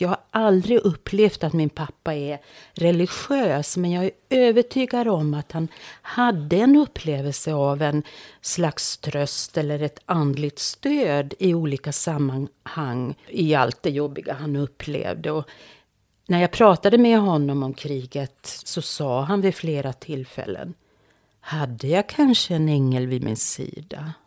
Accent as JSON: {"language": "Swedish", "country": "Finland", "said": "mitt hemland."}